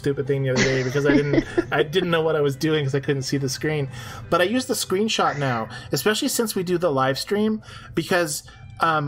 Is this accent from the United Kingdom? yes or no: no; Canada; I'm Canadian